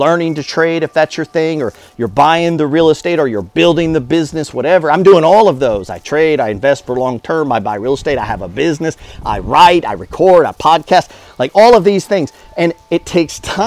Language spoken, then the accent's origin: English; Alaska, United States; I grew up in Alaska.